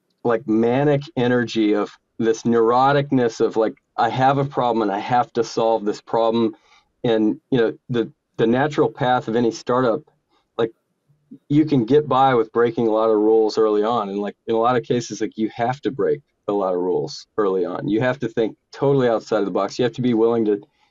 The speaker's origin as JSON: {"language": "English", "town": "Houston", "region": "Texas", "country": "United States", "tie": "born or raised there", "said": "I was born in Houston. I'm a Texan"}